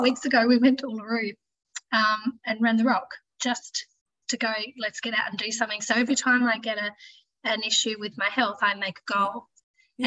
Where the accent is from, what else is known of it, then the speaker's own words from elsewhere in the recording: Launceston, Tasmania, Australia; also born or lived in Brisbane; I grew up in Launceston, um, spent most of my life here